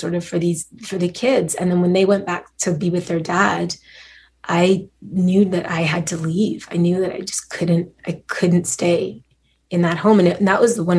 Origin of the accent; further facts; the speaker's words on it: Montreal, Quebec, Canada; I grew up in Montreal